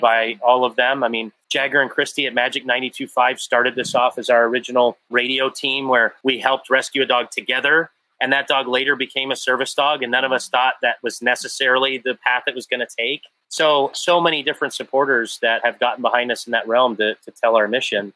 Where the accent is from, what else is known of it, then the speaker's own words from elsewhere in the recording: Johannesburg, Gauteng, South Africa; also born or lived in Canada; now in United States; I was born in Johannesburg, South Africa, moved to Canada, and finally became a citizen of the US.